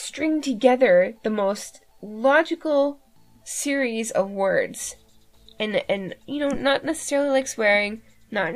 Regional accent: Canada; I am Canadian after all.

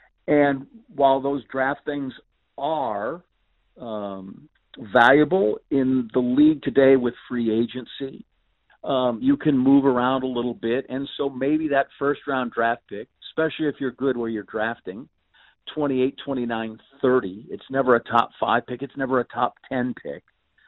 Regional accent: Green Bay, Wisconsin, United States; you're from my hometown in Green Bay, Wisconsin, where there's only 100,000 people, and the Packers aren't there on Sunday. There's not a lot to do, believe me.

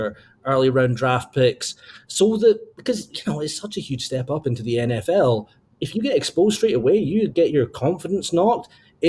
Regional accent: Wisconsin, United States; I'm going to say that Wisconsin's my home state, so I get to say Scotland.

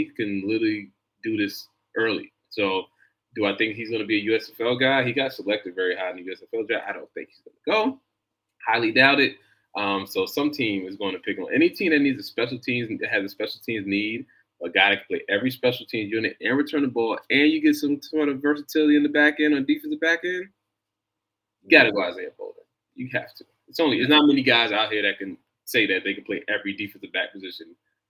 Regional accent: New York, United States; as much as I'm from New York, so, you know, the people here are very upset about him

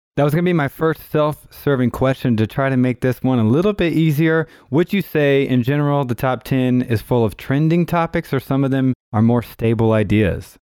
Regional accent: Tulsa, Oklahoma, United States; I am also from Tulsa, Oklahoma

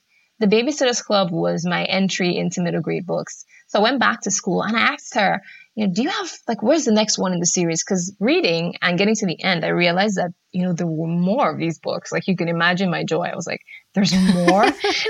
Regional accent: Nigeria; because I grew up in Nigeria. We had books, but they weren't particularly exciting.

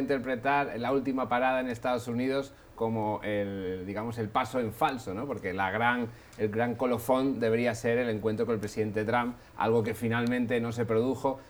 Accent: Asturias, Spain; soy del norte de España, de Asturias

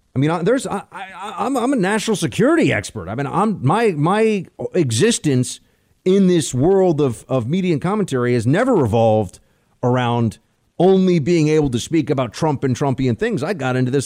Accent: New York, United States; I'm a New Yorker

